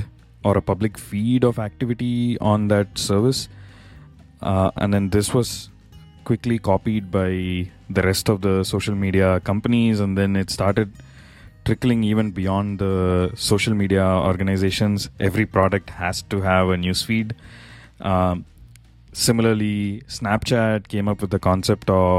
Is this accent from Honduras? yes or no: no; India; now in United States; my home country, India